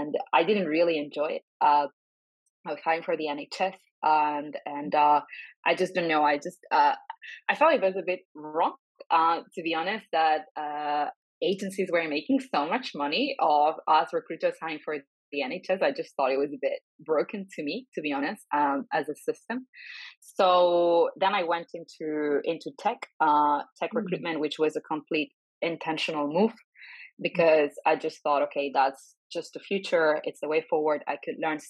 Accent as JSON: {"language": "English", "town": "Barcelona", "region": "Catalonia", "country": "Spain", "also_born_or_lived": "France / London", "moved": "as an adult", "said": "I'm originally from Spain. I'm from Barcelona. I studied there"}